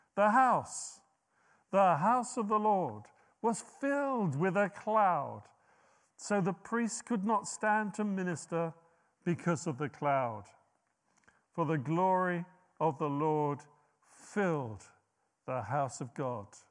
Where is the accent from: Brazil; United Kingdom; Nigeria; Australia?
United Kingdom; us being so British